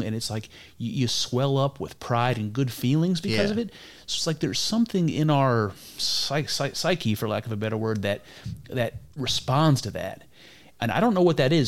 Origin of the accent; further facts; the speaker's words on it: Ohio, United States; I'm from Ohio